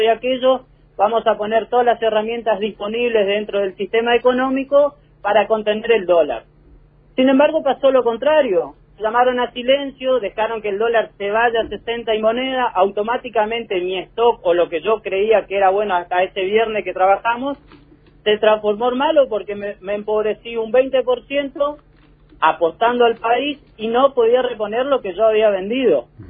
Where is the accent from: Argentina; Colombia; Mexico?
Argentina; como argentino, como laburante